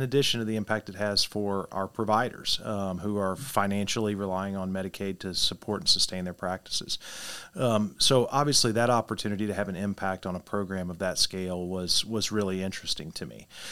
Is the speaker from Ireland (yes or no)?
no; Poplar Bluff, Missouri, United States; my hometown of Poplar Bluff